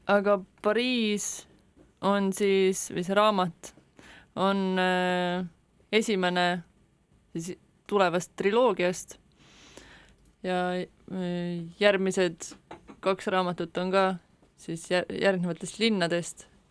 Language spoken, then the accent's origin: Estonian; Estonia; ma olen siia sündinud